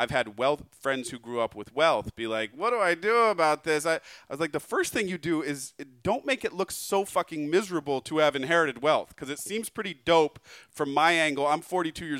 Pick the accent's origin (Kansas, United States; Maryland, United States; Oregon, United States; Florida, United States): Oregon, United States; Portland; moved away as an adult; also born or lived in San Diego; I'm from Portland